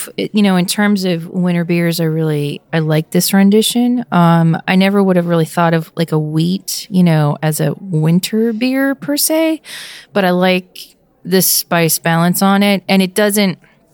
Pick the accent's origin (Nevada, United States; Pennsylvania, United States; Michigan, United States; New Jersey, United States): Pennsylvania, United States; moved away; my home state